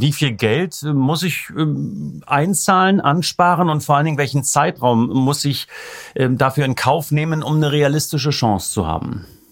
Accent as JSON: {"language": "German", "region": "East Germany", "country": "Germany", "tie": "born or raised there", "said": "bin ich im Osten groß geworden"}